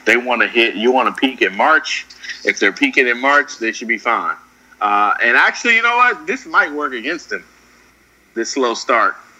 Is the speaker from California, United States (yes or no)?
yes; Oakland, California, United States; I'm really from Oakland